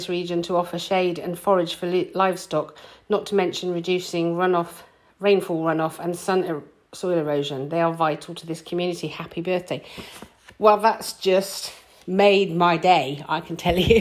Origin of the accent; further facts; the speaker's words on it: United Kingdom; We're British